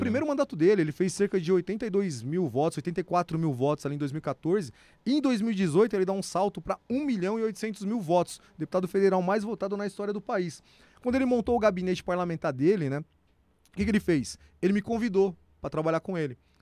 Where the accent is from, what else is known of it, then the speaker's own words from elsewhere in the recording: Serra Talhada, Pernambuco, Brazil; now in São Paulo, Brazil; Eu sou pernambucano, nasci numa cidade chamada Serra Talhada, sertão de Pernambuco, cidade onde Lampião nasceu.